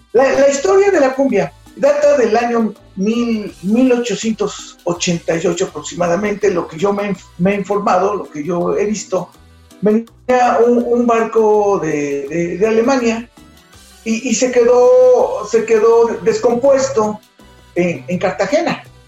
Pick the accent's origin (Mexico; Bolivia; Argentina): Mexico; como mexicanos